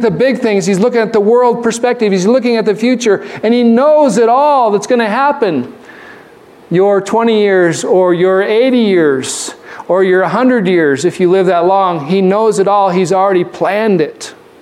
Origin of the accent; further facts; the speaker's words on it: Arizona, United States; When I grew up in Arizona, the vast majority of my classmates, they didn't have white skin